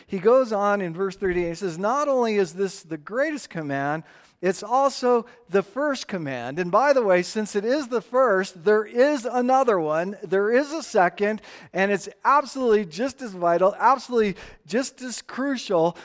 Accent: Tucson, Arizona, United States; now in Estes Park, United States; hundred and ten plus degree days growing up in Tucson

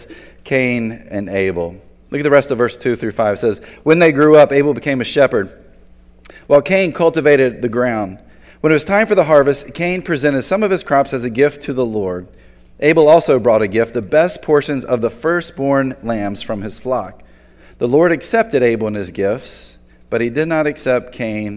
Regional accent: Tobacco Road, North Carolina, United States; growing up in Tobacco Road

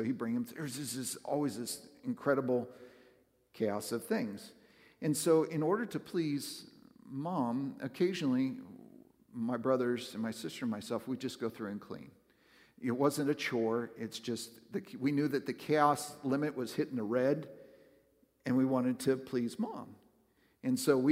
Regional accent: West Coast, United States; now in Northern Kentucky/Southern Ohio, United States; I grew up on the West Coast

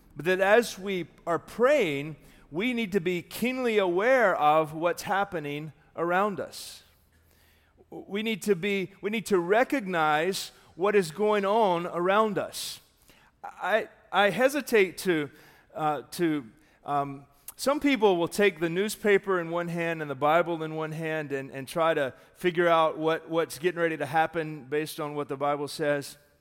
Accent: Darlington, South Carolina, United States; also born or lived in Mooresville, North Carolina; now in Daytona, United States; that's where my hometown is, very near Darlington.

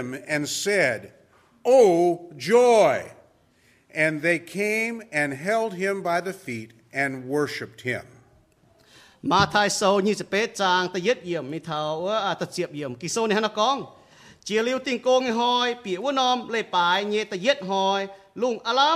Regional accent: Cajun country, Louisiana, United States; moved away; I grew up in Cajun country in Louisiana

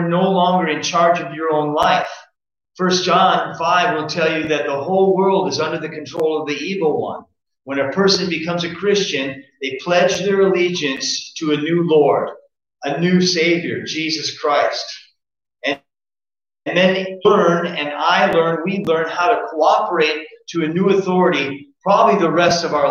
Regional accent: United States; I'm an American citizen

